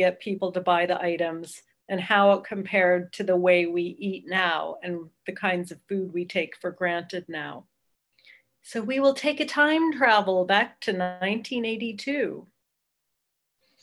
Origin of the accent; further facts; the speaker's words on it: Southern California, United States; now in Oakland, United States; I grew up in Southern California